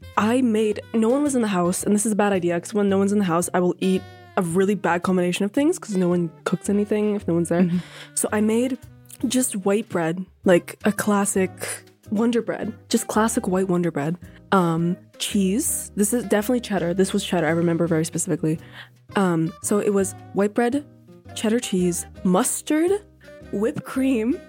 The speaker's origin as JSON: {"language": "English", "town": "Ottawa", "region": "Ontario", "country": "Canada", "said": "I'm from Ottawa. I go to York."}